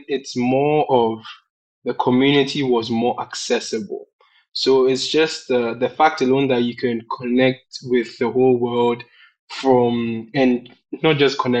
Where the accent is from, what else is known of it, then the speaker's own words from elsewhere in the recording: Ghana; I'm an African, I'm a Ghanaian